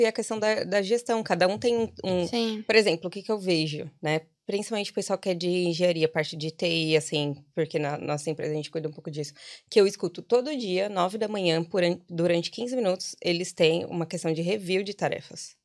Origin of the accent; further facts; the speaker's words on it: São Paulo, Brazil; moved away as an adult; now in Ireland; sou paulista